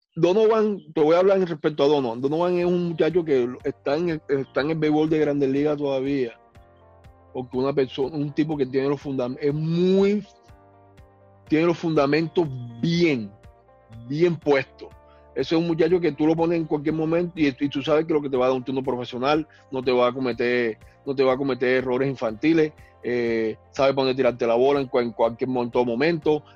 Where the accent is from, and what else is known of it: Colombia